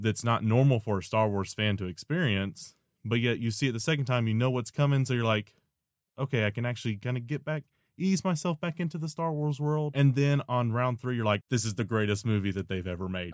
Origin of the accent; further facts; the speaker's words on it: Nashville, Tennessee, United States; moved away; my home, my home town, Nashville